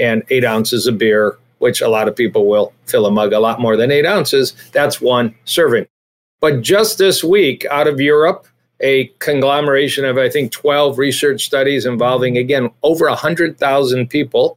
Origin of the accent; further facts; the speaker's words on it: Detroit, Michigan, United States; I'm from Detroit or Michigan